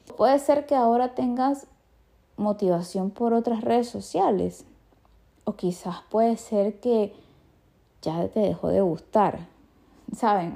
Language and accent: Spanish; Venezuela; chimbo en mi país es como malo